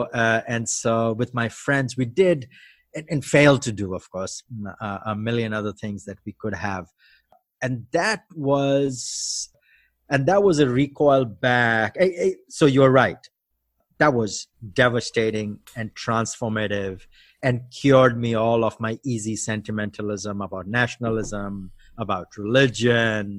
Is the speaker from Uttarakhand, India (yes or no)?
no; Cuttack, Odisha, India; first language Odia; English is a second language; moved away as an adult; now in United States; But we mostly grew up in Odisha